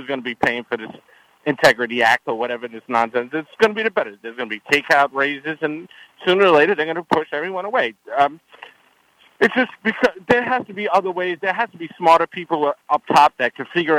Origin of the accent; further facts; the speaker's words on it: New York, United States; when I grew up in New York